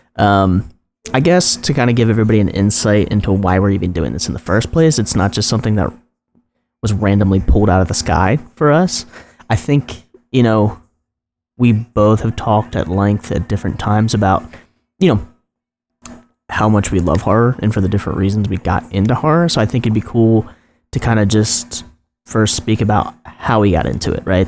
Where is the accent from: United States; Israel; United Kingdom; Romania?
United States; New Jersey; this weird pocket of Jersey